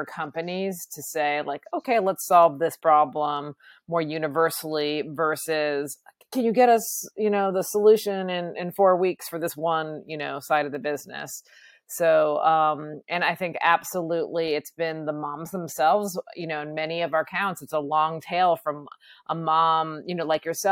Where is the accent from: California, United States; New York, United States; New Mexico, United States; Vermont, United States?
Vermont, United States; I'm from Vermont